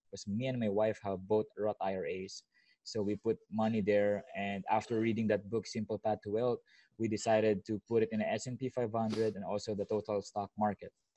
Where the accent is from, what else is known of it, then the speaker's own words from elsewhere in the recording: Philippines; also born or lived in Vallejo, California, United States; now in Sasebo, Japan; I'm from the Philippines, right? So when I went to America, it's been like only a year